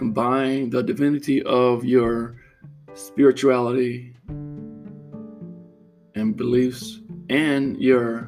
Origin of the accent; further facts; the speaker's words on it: Florida, United States; as a little boy growing up in Florida